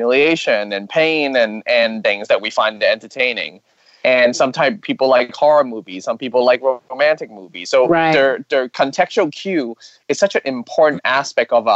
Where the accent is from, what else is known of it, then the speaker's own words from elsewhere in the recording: Hong Kong; I'm Chinese. I'm from Hong Kong.